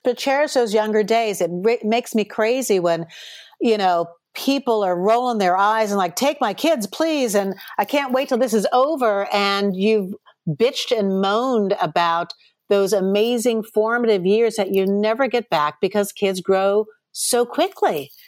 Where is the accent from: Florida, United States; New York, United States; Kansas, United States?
New York, United States; Chappaqua; moved away as an adult; also born or lived in Los Angeles, United States; Chappaqua, which is where I grew up